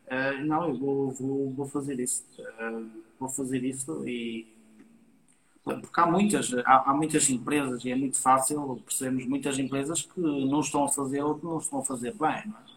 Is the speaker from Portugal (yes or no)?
yes; Portugal; Aqui em Portugal